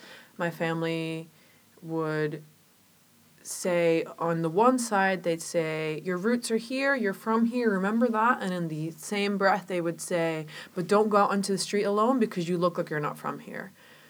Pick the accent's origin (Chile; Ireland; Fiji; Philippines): Chile; now in Georgetown, United States; Well, I was born in Chile in a family that, you know, I was raised by my grandparents, so I grew up with really traditional values and a lot of folklore